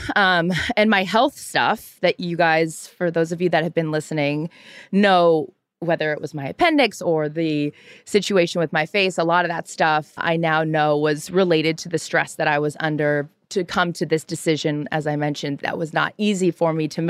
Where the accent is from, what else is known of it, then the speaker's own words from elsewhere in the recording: Seattle, Washington, United States; I'm from Seattle, Mariners fan